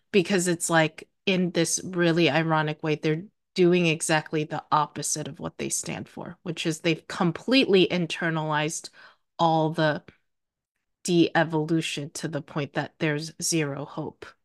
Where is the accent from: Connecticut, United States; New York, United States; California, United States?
New York, United States; I'm not from Ohio. I grew up in New York